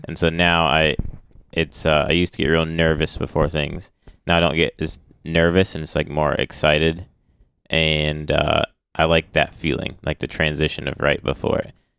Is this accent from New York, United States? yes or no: no; Michigan, United States; also born or lived in Ohio / Illinois; I moved up to Michigan with my family.